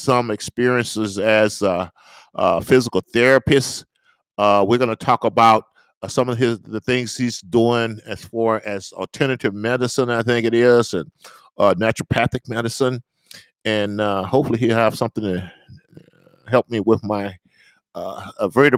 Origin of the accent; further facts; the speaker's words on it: the South, Southern United States, United States; I'm a Southerner